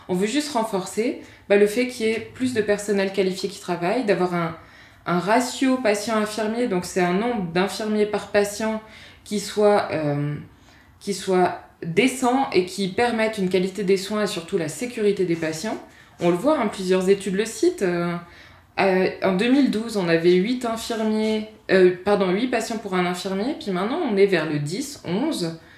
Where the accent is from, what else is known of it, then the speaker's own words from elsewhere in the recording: France; moved away as an adult; now in Switzerland; Moi, quand je suis arrivée en Suisse, venant de France, je me suis dit waouh